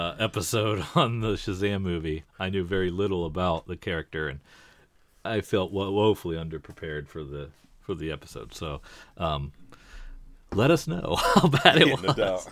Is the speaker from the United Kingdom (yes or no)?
yes; England, United Kingdom; But because I'm an English person, it's okay that I say manga.